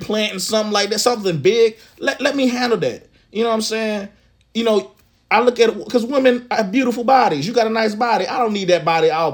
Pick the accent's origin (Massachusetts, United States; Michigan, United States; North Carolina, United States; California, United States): North Carolina, United States; Charlotte; I'm from the South